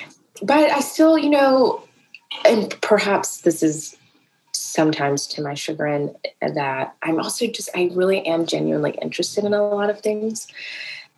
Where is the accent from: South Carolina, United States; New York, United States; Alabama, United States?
South Carolina, United States; also born or lived in Atlanta, Georgia; I grew up in South Carolina